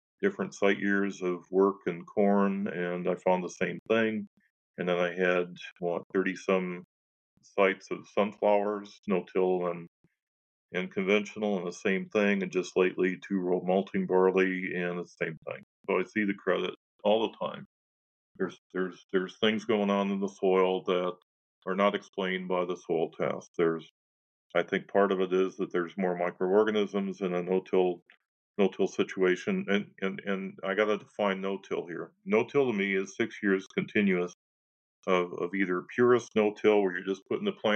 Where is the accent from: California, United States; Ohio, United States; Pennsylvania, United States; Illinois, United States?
Illinois, United States; now in North Dakota, United States; I'm from Illinois, I'm a corn and soybean guy.